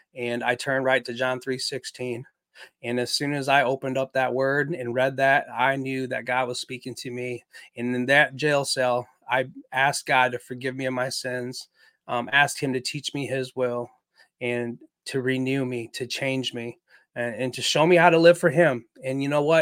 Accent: Waterloo, Iowa, United States; now in St. Peters, United States; I'm Chinese American. My father was a Marine uh, in the Vietnam War, where they met, got married, um, and then they had some children together. And we lived in a beautiful house in Waterloo, Iowa

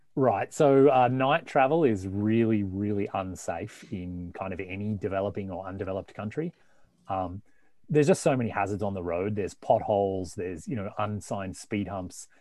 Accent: Victoria, Australia; moved away as an adult; also born or lived in Melbourne; now in North America; I, I, grew up in the country uh, in the state of Victoria.

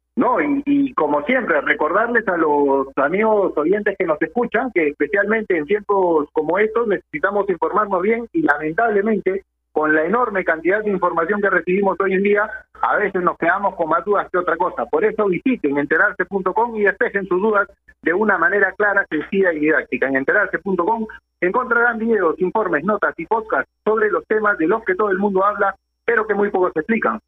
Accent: Peru; Como peruanos

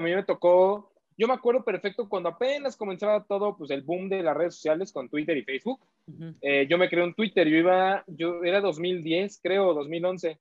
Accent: Mexico; todos somos a huevo mexicanos

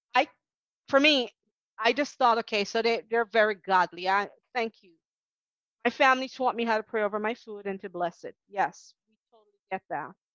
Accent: Jamaica; moved away as an adult; now in United States; being Jamaican in Jamaica

